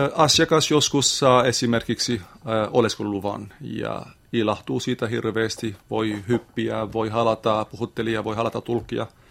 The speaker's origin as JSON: {"language": "Finnish", "country": "Lebanon", "second_language": "Finnish", "moved": "as an adult", "lives_now": "Lappeenranta, Finland", "said": "olen Libanonista kotoisin"}